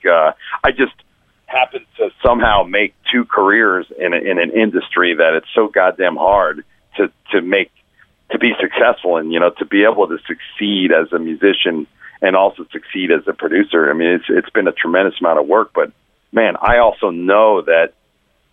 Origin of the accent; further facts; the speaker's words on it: New Jersey, United States; moved away as an adult; now in Florida, United States; I grew up in Jersey